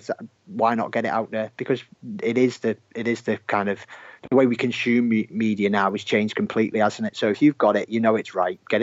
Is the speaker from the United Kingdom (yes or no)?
yes; Merseyside, North West England, United Kingdom; which you might be able to tell from my accent is where I'm from.